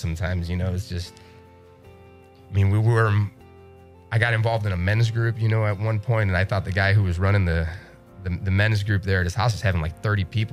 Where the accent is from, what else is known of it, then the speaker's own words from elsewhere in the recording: Chicago, Illinois, United States; I'm from Chicago. I might be from the South Side